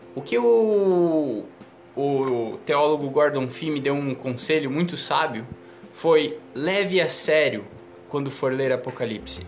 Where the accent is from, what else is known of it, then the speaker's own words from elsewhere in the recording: Santa Catarina, Brazil; also born or lived in Paraná; now in São Paulo, Brazil; eu sou natural do Paraná, criado em Santa Catarina e estou vivendo agora lá em São Paulo.